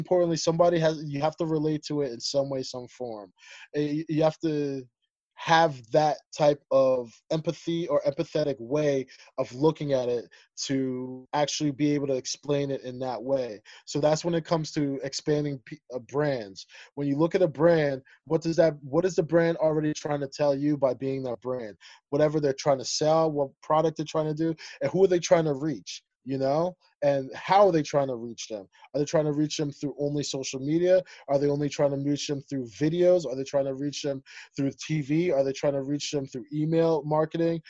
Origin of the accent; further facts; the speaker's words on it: United States; also born or lived in Ethiopia / Zambia; Us being Liberian American, having that, like, that strict West African mentality and background and foundation, but also going through the life through our lenses of everyday living in America